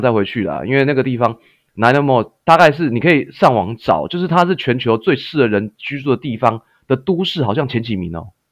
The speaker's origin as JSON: {"language": "Chinese", "country": "Taiwan", "also_born_or_lived": "Canada", "moved": "as an adult", "said": "因为老板他是看我台湾人嘛"}